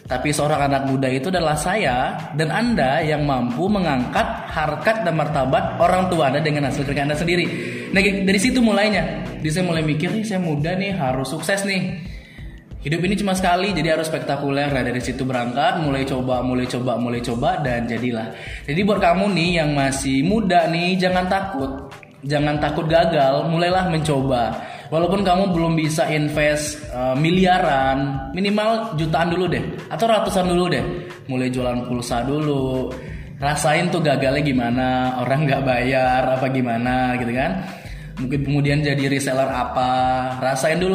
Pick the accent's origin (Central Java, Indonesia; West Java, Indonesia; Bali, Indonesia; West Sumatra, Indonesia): West Sumatra, Indonesia; Padang; karena saya juga dari Sumatera Barat dari Padang jadi memang mungkin udah uratnya mereka berdagang